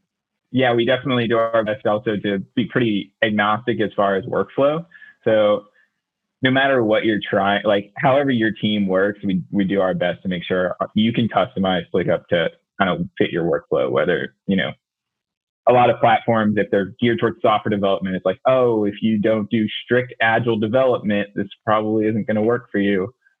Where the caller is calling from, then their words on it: Los Angeles, California, United States; I am in Los Angeles.